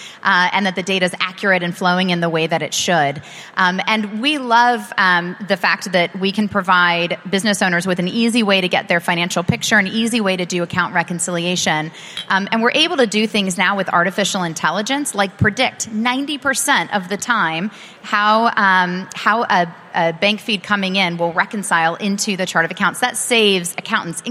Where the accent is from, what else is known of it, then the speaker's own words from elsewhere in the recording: United States; as an American